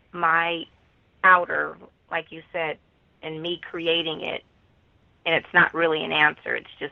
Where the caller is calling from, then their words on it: Los Angeles, California, United States; …, calling from Los Angeles.